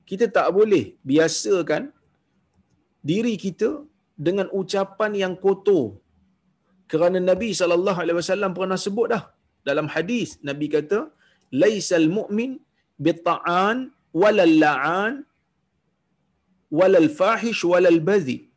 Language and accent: Malay; Perak, Malaysia; tuan-tuan saya orang Perak orang Perak ni pun kasar juga bahasa dia orang Perak ni pun kasar bahasa dia